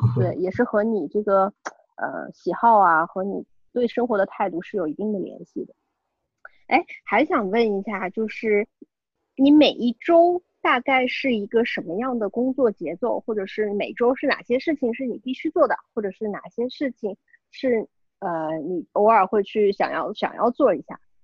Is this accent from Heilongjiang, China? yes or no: no; Shanghai, China; 我们都是上海人嘛